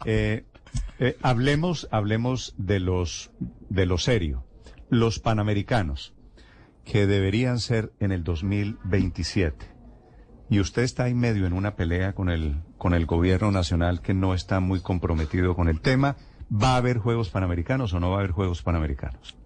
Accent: Colombia; nosotros aquí somos los cachacos

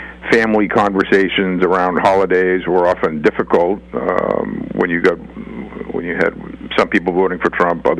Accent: Boston, Massachusetts, United States; I'm from Boston and Massachusetts, a blue state

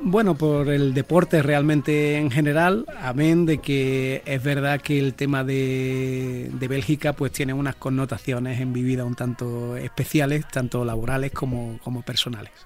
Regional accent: Jerez de la Frontera, Andalusia, Spain; haber nacido donde yo nací, en Jerez de la Frontera

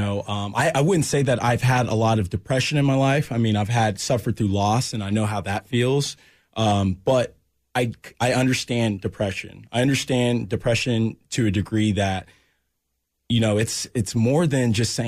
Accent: Olathe, Kansas, United States; also born or lived in Florida; born at KU Med, raised in Olathe

